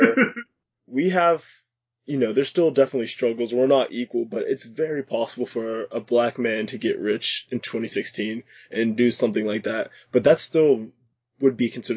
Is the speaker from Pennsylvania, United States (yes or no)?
yes; about an hour south of Pittsburgh, Pennsylvania, United States; I'm in my hometown, which is not in Pittsburgh. It's in the south.